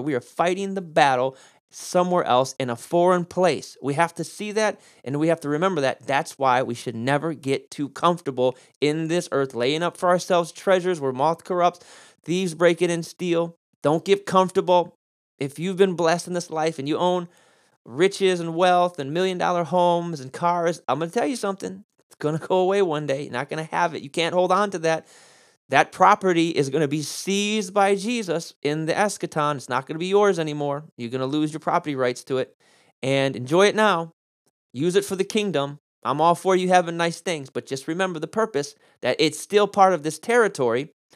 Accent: United States; I'm an American

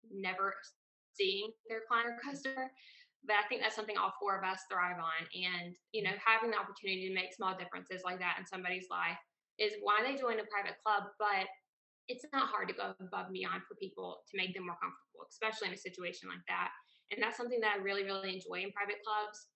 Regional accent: South Carolina, United States; moved away as an adult; now in Charlotte, United States; so I'm from South Carolina.

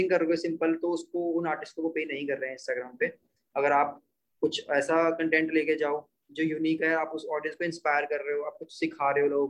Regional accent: Bhojpur, India; अपना यहाँ पे एक मंडी वाला स्कूल होता था भोजपुर में

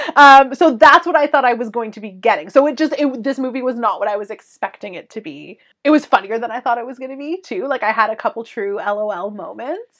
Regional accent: Canada; we're Canadian

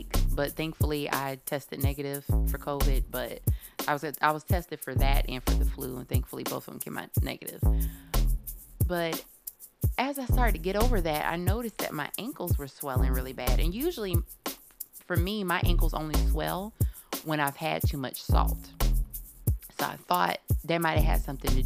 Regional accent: Cocoa, Florida, United States; my hometown area, because I'm from Cocoa, but Melbourne is like 20 minutes away from Cocoa

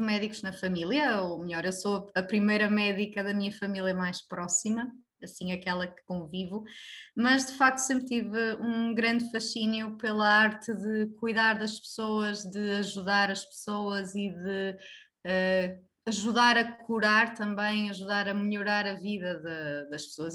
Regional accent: Braga, Norte, Portugal; sou natural de Braga

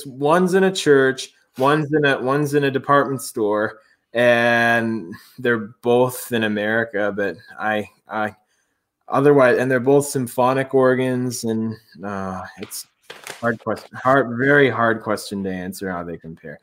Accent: Ontario, Canada; moved away as an adult; also born or lived in United States; now in Montreal, Canada; when I was here in Ontario, I would have organ lessons weekly

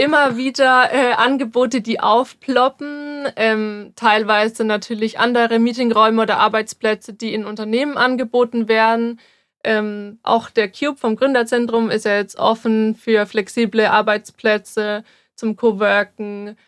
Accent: near Würzburg, Bavaria, Germany; ich bin 24 und ich komme auch aus der Nähe von Würzburg

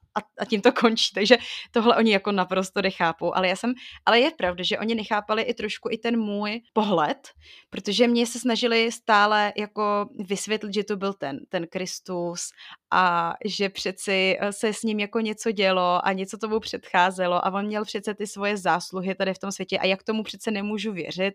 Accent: Bohemia, Czechia; jsem z Čech

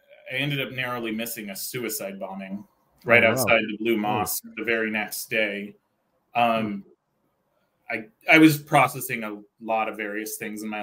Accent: Santa Cruz, California, United States; also born or lived in Oakland, California; growing up in Santa Cruz, California. That's where I'm from, by the way

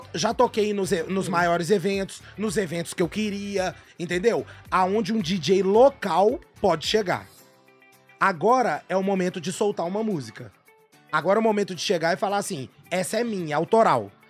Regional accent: Belo Horizonte, Minas Gerais, Brazil; also born or lived in Caeté; Eu nasci aqui em Belo Horizonte e tive que ir morar em Fortuna de Minas

